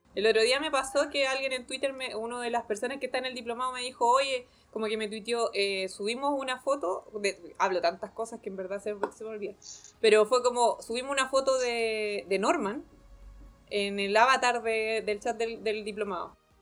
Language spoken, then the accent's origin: Spanish; Chile; como sociedad chilena